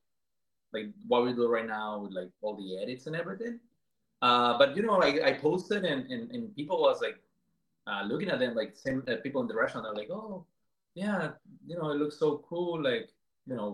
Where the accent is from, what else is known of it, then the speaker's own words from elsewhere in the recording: Colombia; moved away as an adult; now in Boston, United States; I am from Colombia, born and raised in Colombia. I came here when I was like 18 years old